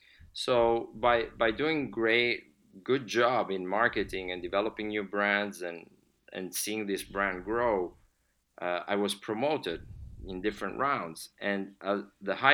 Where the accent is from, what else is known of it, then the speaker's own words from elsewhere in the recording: Milan, Lombardy, Italy; moved away as an adult; also born or lived in Switzerland; now in United States; I was born and raised in Milan.